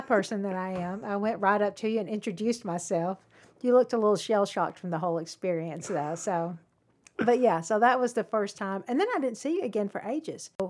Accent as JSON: {"language": "English", "town": "Cumming", "region": "Georgia", "country": "United States", "tie": "born or raised there", "said": "I grew up in Cumming."}